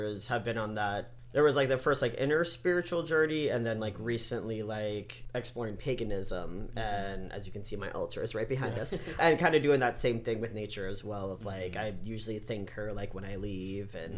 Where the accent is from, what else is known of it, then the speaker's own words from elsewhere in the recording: Cave Creek, Arizona, United States; I grew up in Cave Creek mm-hmm. for the most part.